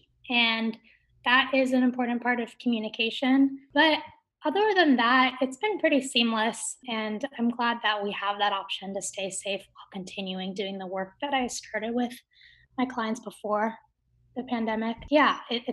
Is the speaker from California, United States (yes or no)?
yes; California, United States; also born or lived in Kerala, India / North Bay Area / Pasadena; have been living in California my whole life